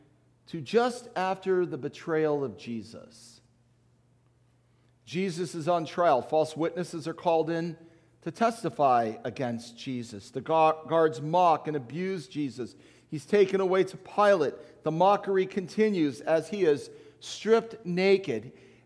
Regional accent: United States; we as American Christians

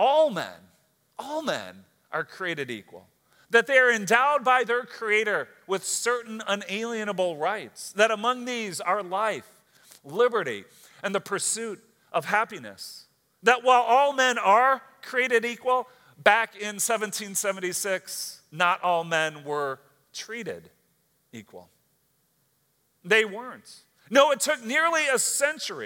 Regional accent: United States; as an American citizen

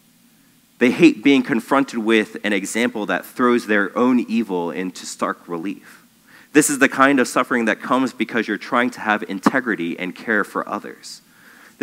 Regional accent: United States; I'm an American Christian

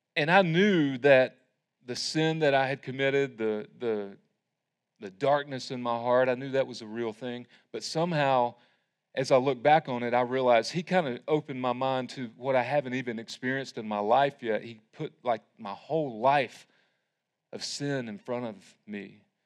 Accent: Tryon, North Carolina, United States; I grew up in Tryon United Methodist

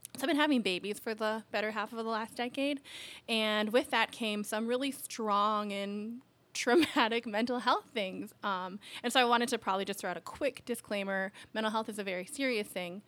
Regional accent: Alaska, United States; so I grew up in Alaska

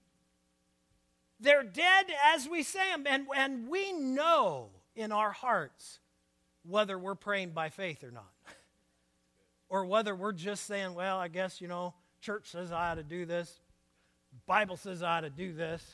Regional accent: Portland, United States; I was born and raised in Portland

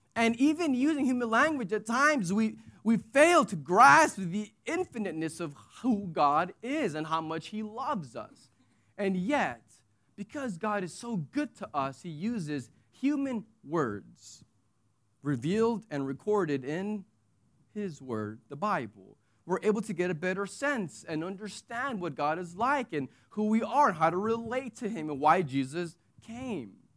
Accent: United States; now in United Arab Emirates; I'm American

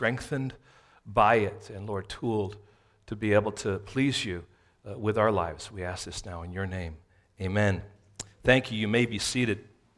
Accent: San Francisco, California, United States; if someone asks you, where are you from? We're from San Francisco.

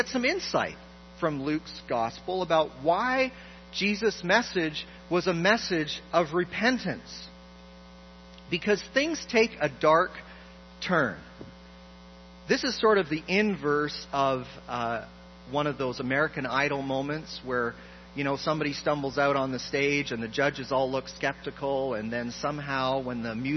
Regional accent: Toronto, Ontario, Canada; I grew up in a wonderful church in Toronto

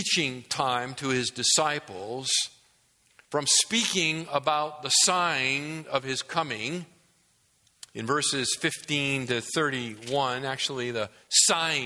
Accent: New England, United States; as a young kid growing up in New England

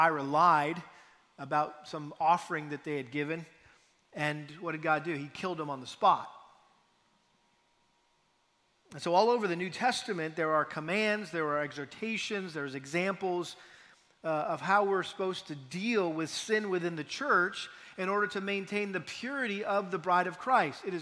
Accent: New England, United States; moved away; I'm from New England

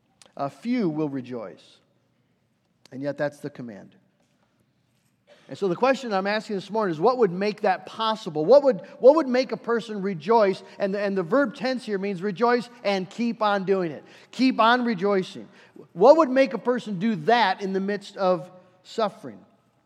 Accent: United States; as Americans, we have that experience. And then as American Christians

